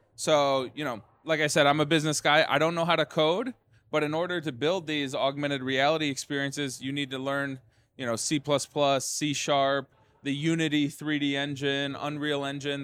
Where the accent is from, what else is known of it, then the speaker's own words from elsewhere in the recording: Detroit, Michigan, United States; We started in Detroit, you know, which is my hometown